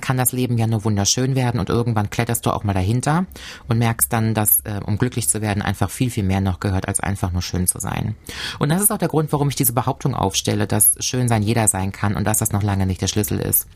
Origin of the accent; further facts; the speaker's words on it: Cologne, North Rhine-Westphalia, Germany; moved away as an adult; now in Koblenz, Germany; aus meiner Heimatstadt Köln